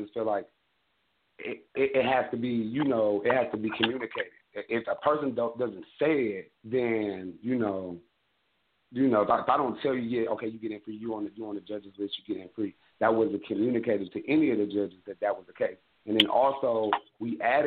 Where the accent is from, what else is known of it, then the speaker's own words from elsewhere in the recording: Midwest, United States; I'm from the Midwest, and being from the Midwest